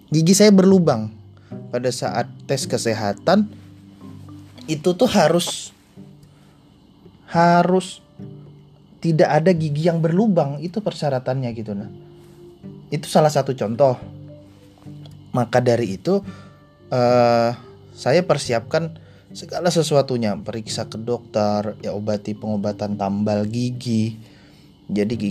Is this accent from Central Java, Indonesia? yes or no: no; Hulu Sungai Tengah, South Kalimantan, Indonesia; saya aslinya Kalimantan Selatan Kabupaten Hulu Sungai Tengah